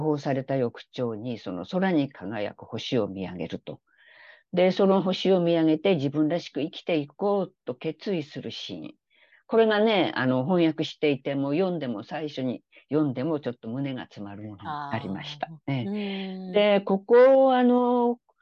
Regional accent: Japan; also born or lived in South Korea; 日本人で韓国からすると外国人

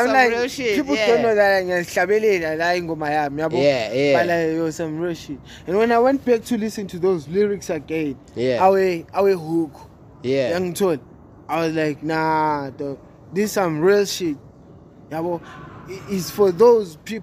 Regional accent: Bulawayo, Zimbabwe; first language Northern Ndebele; English is a second language; I'm from Zim. Umphuma kwaBulawayo. KwaBulawayo

